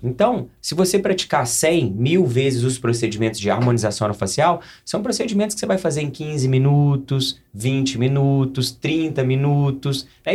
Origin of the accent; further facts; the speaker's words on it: Coqueiral, Minas Gerais, Brazil; also born or lived in Lavras; sou mineiro, sou de Coqueiral, Minas Gerais